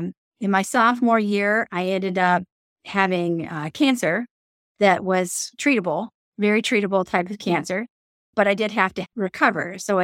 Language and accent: English; Mobile, Alabama, United States; I grew up in the South, moved to Mobile, Alabama when I was 9 years old, have a couple of older siblings.